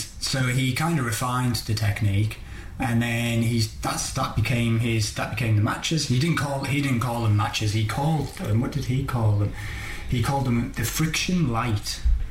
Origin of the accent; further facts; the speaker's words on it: North East, North East England, United Kingdom; We're from the North East.